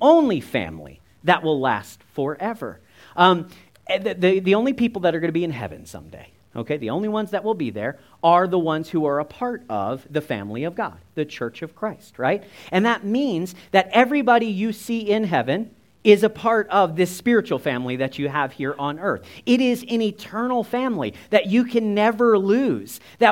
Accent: United States; my earthly family looks a lot like me. We're all kind of the same. We're all short. We're all American

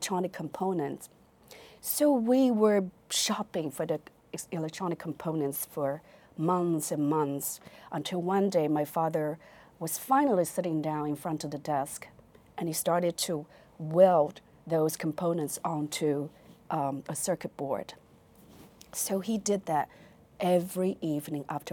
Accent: Fuzhou, Fujian, China; English is a second language; moved away as an adult; also born or lived in Beijing; now in United States; I was born in Fuzhou, Fujian province, China

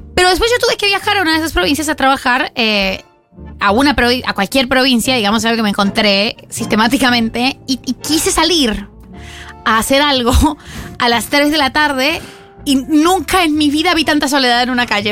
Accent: Bogotá, Colombia; now in Buenos Aires, Argentina; Yo nací en Bogotá, en mi país

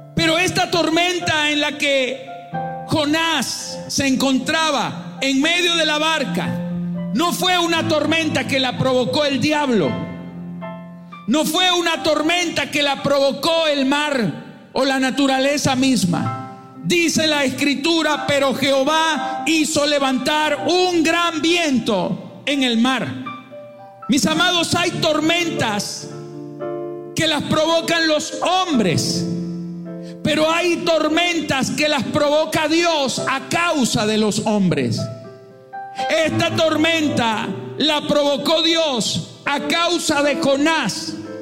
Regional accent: Venezuela; pensaba en Venezuela, pensaba en mi país

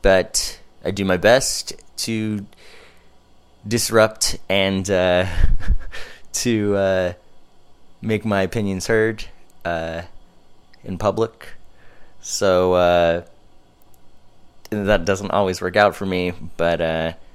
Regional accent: Los Angeles, California, United States; now in Orange County, United States; I'm from Southern California. Grew up here in the LA area.

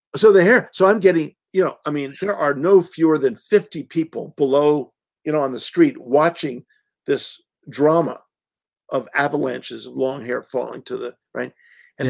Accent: Washington, District of Columbia, United States; I grew up in the Washington, D.C. area

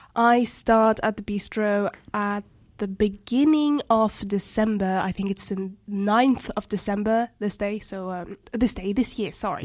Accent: Luxembourg; also born or lived in Djibouti / Paris, France; I grew up here, Luxembourg school system

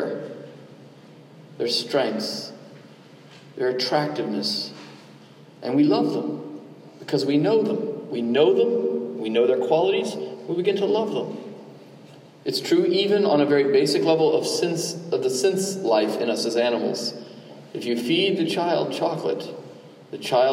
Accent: Southeast Georgia, United States; I'm from Southeast Georgia

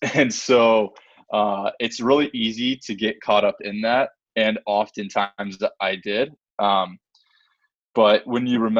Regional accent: Omaha, Nebraska, United States; they knew I was from Omaha

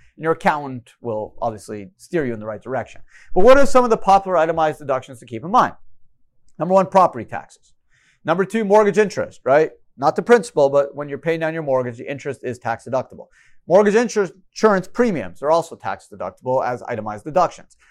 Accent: Canada; moved away; I grew up in Canada.

